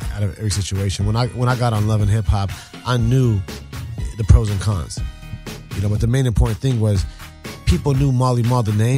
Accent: Egypt; I'm Egyptian.

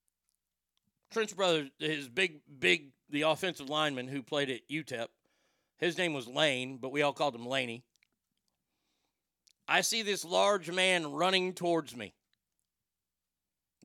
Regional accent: Garland, Texas, United States; I'm from Garland, and we didn't really have a lot of gay people at our school

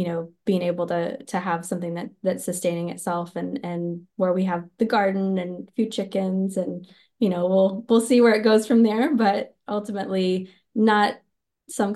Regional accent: West Texas, United States; growing up in West Texas, I grew up around monoculture

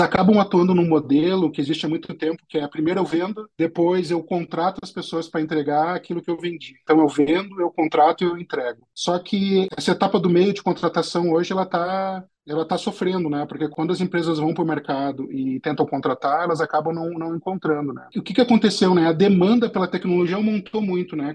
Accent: Porto Alegre, Rio Grande do Sul, Brazil; eu sou natural de Porto Alegre, no Rio Grande do Sul né, lá que eu nasci em 73

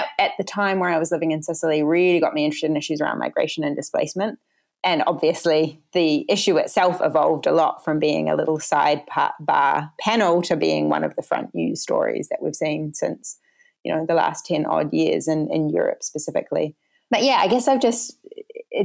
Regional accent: Wellington, New Zealand; I grew up in Windy Wellington, so a New Zealander

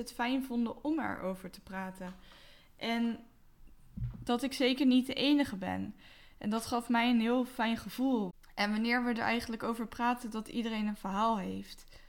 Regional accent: Westland, South Holland, Netherlands; now in Rotterdam, Netherlands; 29 jaar, opgegroeid in het Westland en ik woon nu in Rotterdam.

